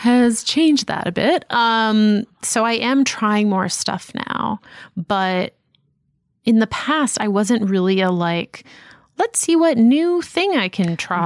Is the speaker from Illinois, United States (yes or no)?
no; Boston, Massachusetts, United States; moved away as an adult; I grew up in Boston